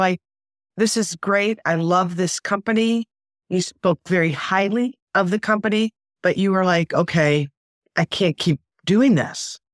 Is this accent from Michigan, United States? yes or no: yes; Detroit, Michigan, United States; I grew up in Detroit.